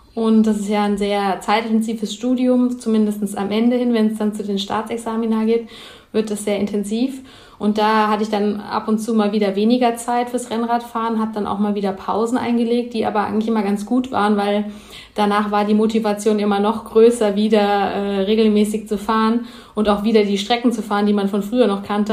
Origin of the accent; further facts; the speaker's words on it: Heppenheim, Hesse, Germany; Also ich komme aus äh, Heppenheim, das liegt zwischen Frankfurt und Heidelberg eigentlich so in der Mitte, im Hessen